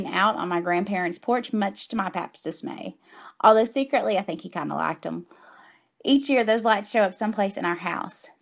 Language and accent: English; the South, United States; Being a Southerner